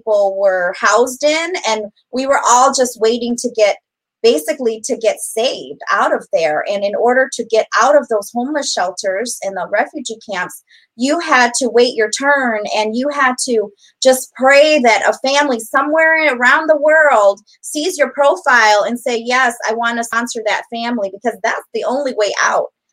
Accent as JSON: {"language": "English", "town": "Elgin", "region": "Illinois", "country": "United States", "tie": "born or raised there", "said": "We grew up right on South Chapel Street"}